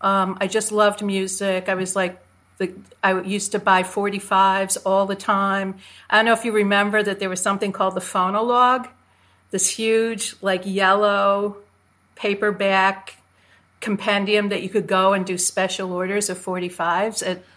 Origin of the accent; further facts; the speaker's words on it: Chicago, Illinois, United States; moved away; also born or lived in New York; Chicago. I'm 65. I'm from Chicago. Grew up there. Yeah. Well, you know, I grew up there and I was, you know, really weaned on top 40 radio when it was still a hugely amazing thing in the late 60s.